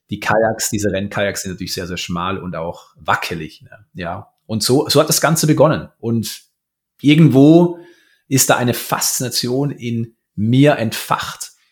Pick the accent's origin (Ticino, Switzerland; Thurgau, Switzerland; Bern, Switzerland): Thurgau, Switzerland; Romanshorn; Ich bin in Romanshorn aufgewachsen, am schönen Bodensee.